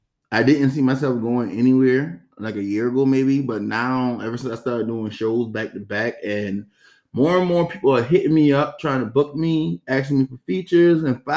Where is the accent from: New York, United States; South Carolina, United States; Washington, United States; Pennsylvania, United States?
South Carolina, United States; North Charleston; I'm from North Charleston, born and raised off of Ashley Falls State.